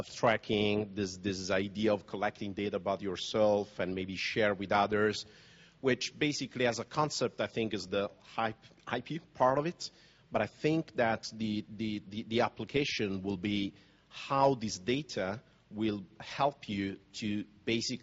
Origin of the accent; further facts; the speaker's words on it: Naples, Campania, Italy; I was born in Naples